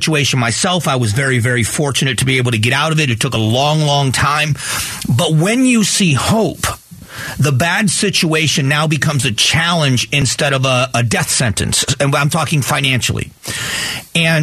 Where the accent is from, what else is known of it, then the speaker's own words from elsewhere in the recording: Southwest Florida, United States; my hometown